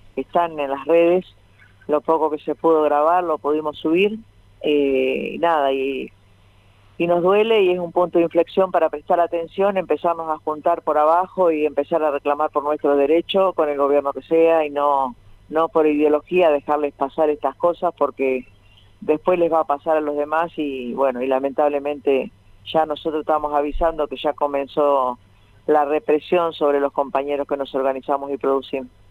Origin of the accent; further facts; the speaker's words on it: Avellaneda, Buenos Aires Province, Argentina; yo soy nacida en Villa Corina